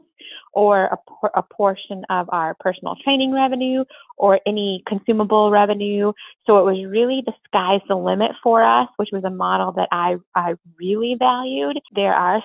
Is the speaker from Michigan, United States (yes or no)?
no; Minneapolis–Saint Paul, Minnesota, United States; moved away as an adult; now in Platteville, United States; I was originally from the Twin Cities